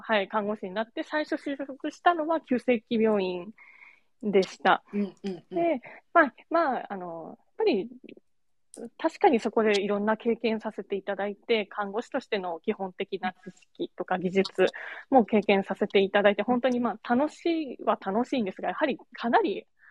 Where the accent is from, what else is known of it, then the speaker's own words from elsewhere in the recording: Kagoshima, Japan; now in Fukuoka, Japan; 私は鹿児島出身なんですけど